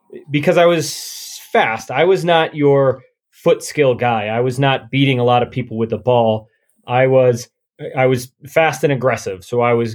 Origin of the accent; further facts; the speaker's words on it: Caledonia, New York, United States; now in Northern California, United States; I loved growing up in a small town